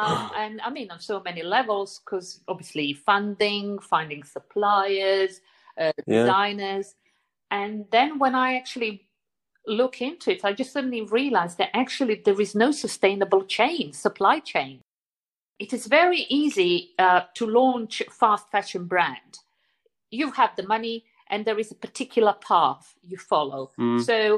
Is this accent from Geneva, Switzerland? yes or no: no; Zurich, Switzerland; probably come from the time for me as a teenager growing up in Zurich.